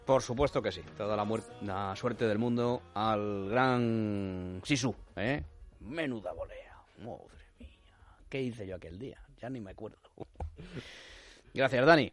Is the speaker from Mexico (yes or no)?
no; Portugal; mi tierra, a Portugal